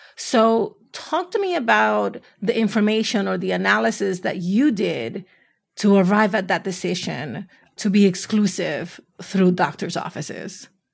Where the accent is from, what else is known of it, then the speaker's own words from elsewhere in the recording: New York City, New York, United States; I'm from the Bronx